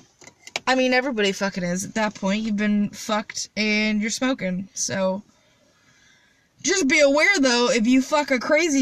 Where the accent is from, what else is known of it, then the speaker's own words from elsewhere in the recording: Midwest, United States; I'm from the Midwest